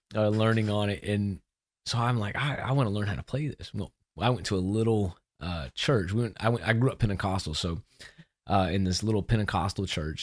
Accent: Austin, Texas, United States; moved away; also born or lived in Memphis; I'm from Austin

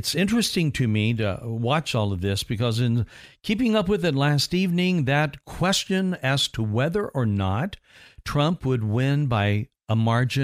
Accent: Indiana, United States; moved away; I'm from Indiana, and we would have wind chill factors, the worst of which in my home state was minus 60 during one blizzard that we had

